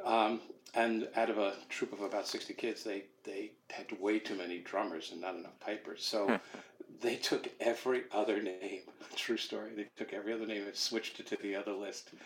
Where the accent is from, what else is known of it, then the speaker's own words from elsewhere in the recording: Rockland County, New York, United States; also born or lived in Brooklyn, New York / Connecticut; I was I was born in Brooklyn, New York. My parents moved us out of the city uh, when I was like four years old to an area just north of New York, about 30 miles, called uh, Rockland County